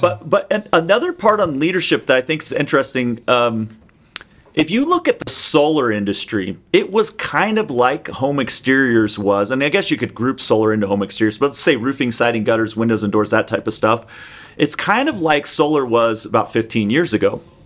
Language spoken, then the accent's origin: English; Seattle, Washington, United States; I grew up in the Seattle area